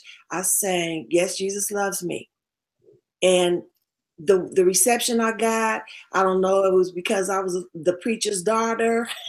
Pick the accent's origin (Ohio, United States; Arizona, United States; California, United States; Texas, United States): Texas, United States; Tyler; born there; Well, I was born in Texas, a little town called Tyler, Texas, East Texas